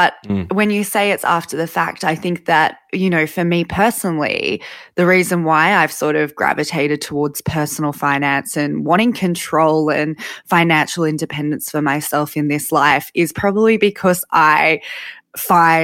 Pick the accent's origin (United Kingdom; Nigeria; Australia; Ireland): Australia; Sydney, New South Wales; I grew up in Sydney in Lane Cove and it was just me and my mum.